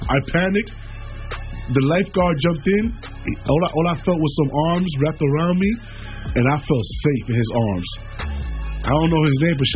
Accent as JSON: {"language": "English", "country": "Jamaica", "said": "I'm Jamaican."}